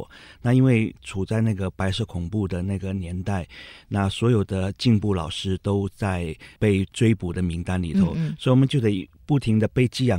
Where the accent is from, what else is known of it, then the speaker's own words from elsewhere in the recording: Cambodia; 对，我出生在柬埔寨，在一九五八年的时候，嗯、那时候柬埔寨还属于一个比较缓慢发展的一个落后国家。我记得我成长的环境非常贫困，也非常闭塞